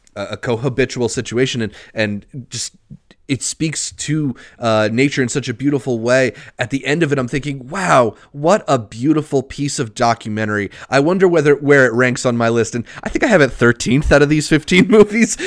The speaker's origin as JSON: {"language": "English", "country": "United States", "said": "being an American"}